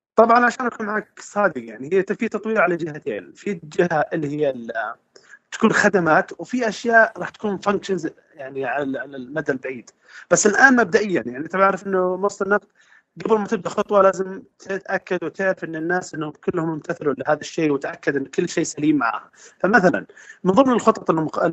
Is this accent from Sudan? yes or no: no; Saudi Arabia; عندنا في السعوديه